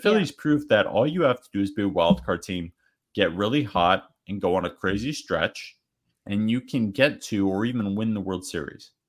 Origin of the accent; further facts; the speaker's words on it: Arizona, United States; I'm a D-backs fan, we're D-backs fans, we're from Arizona